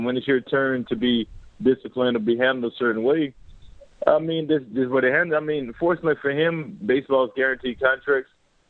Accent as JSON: {"language": "English", "region": "the South", "country": "United States", "tie": "born or raised there", "moved": "as an adult", "lives_now": "Canada", "said": "living in the South, growing up in the South, we didn't know about Canada. So I never even imagined coming to Canada until the 2006 when I came"}